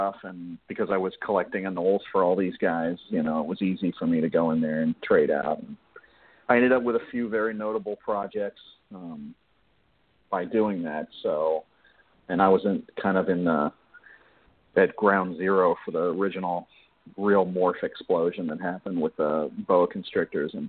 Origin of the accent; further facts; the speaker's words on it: Miami, Florida, United States; I grew up in Miami